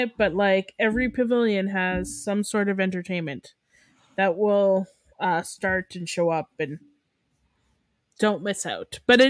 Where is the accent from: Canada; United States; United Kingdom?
Canada; we're Canadian